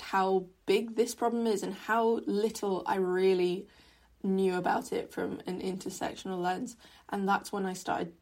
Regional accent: Hong Kong; growing up in Hong Kong, environmental issues were kind of talked about but not really at the fore of our curriculum

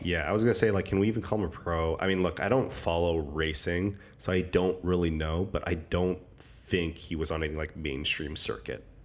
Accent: Alberta, Canada; I'm from Alberta

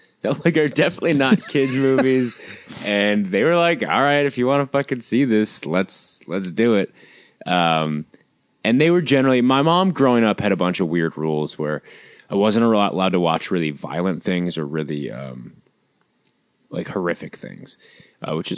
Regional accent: Detroit, Michigan, United States; moved away as an adult; also born or lived in Chicago, United States; now in Los Angeles, United States; growing up in Michigan

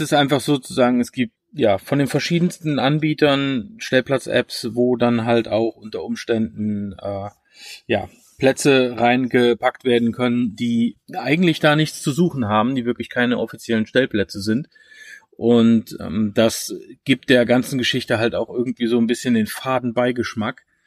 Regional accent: Germany; bei uns in Deutschland

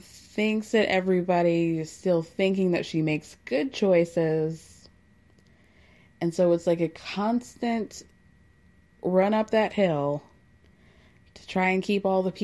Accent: United States; as an American

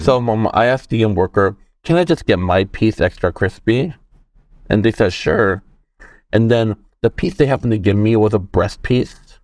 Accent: South Korea; moved away; growing up in Korea, I think I was, like, in second or first grade.

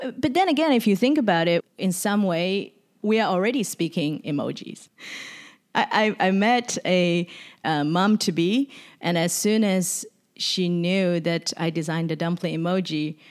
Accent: Shanghai, China; also born or lived in Sydney, Australia; now in San Francisco, United States; visiting Shanghai, which is my hometown, in two thousand seventeen

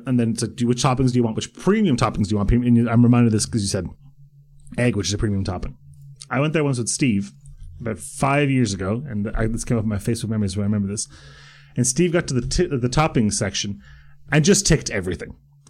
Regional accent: Croatia; born there; I'm from the Balkans. Like, I'm from I was born in Croatia. My parents are Croatian. My parents are from Herzegovina.

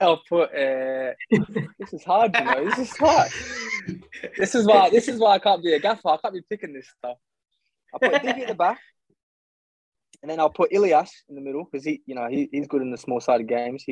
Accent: Australia; accent: Australian; moved away as an adult; also born or lived in Canberra, Australia / Gold Coast, Australia; now in London, United Kingdom; I grew up in Canberra because my sister was at the AIS. And then when she stopped, my mum and I moved back to the Gold Coast

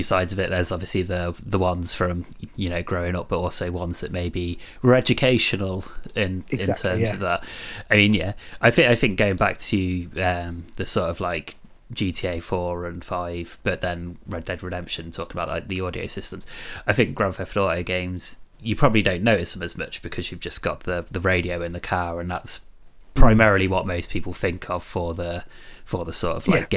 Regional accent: Coventry, West Midlands, United Kingdom; moved away; I'm originally from Coventry

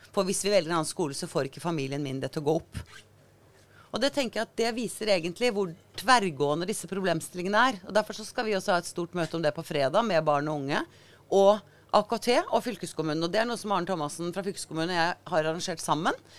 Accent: Agder, Norway; moved away as an adult; also born or lived in Oslo; jeg flytta jo fra Agder for 40 år siden

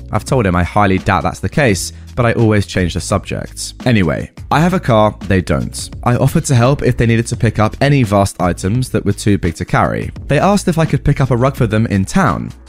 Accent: Germany; first language German; English is a second language; I am German with Arab roots, but was born and raised in Germany. My mother tongue is German, but I do speak Arabic enough to have a conversation.

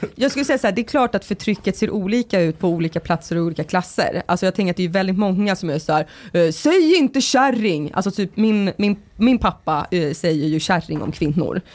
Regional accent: Sorunda, Stockholm County, Sweden; i Sorunda på min gata där jag växte upp

